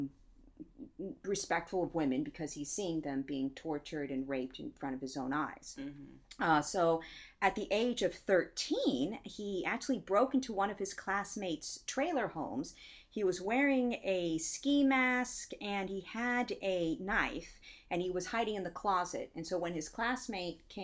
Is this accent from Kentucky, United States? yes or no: no; Central Coast, California, United States; I grew up in the Central Coast, so that includes San Luis Obispo, which we would call SLO